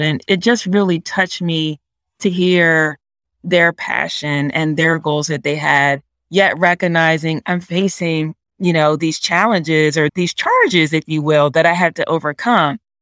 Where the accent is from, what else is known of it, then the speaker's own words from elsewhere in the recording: Delaware, United States; I was actually born and raised in Delaware